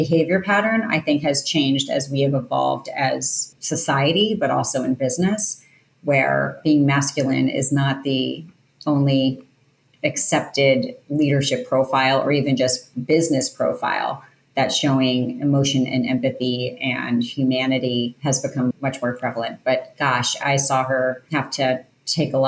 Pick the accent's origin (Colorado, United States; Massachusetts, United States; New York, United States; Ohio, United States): New York, United States; outside of New York City, United States; I grew up outside of New York City